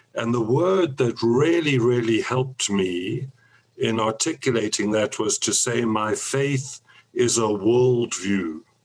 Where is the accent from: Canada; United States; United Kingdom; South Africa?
South Africa; I grew up in South Africa, was thoroughly converted uh, out of a nominal Christian home into South African evangelicalism